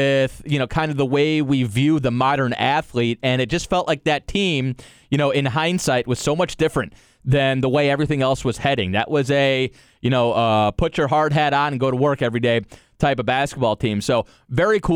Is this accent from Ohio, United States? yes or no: yes; Cleveland, Ohio, United States; moved away as an adult; now in Orlando, United States; I grew up in Cleveland